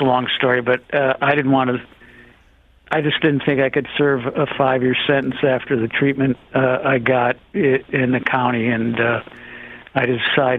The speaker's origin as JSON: {"language": "English", "town": "Shaker Heights", "region": "Ohio", "country": "United States", "moved": "yes", "said": "I was from Shaker Heights, Ohio, which is near Kent State"}